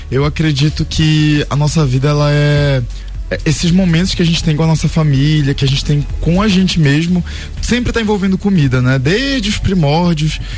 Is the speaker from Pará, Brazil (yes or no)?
yes; Pará, Brazil; E eu sou paraense, é, gosto muito de açaí